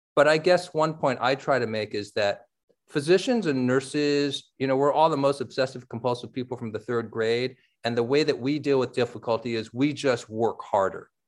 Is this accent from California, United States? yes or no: yes; San Francisco, California, United States; I grew up in San Francisco reading the Chronicle